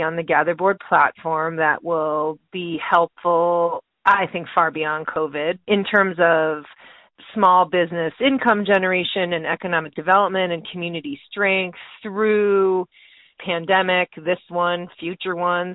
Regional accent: Wisconsin, United States; moved away; I'm from Wisconsin originally, too. And I am a proud cheesehead.

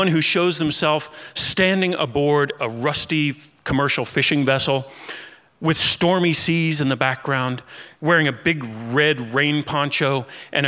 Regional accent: Kentucky, United States; I grew up in Kentucky

